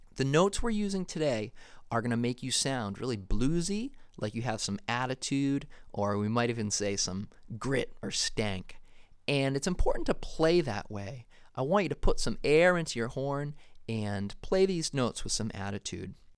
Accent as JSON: {"language": "English", "town": "Foxborough", "region": "Massachusetts", "country": "United States", "tie": "born or raised there", "said": "I grew up in Foxborough, Massachusetts"}